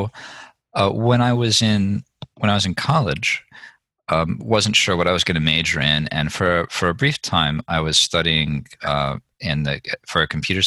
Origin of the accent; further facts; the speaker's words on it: Chicago, Illinois, United States; moved away; I grew up in around Chicago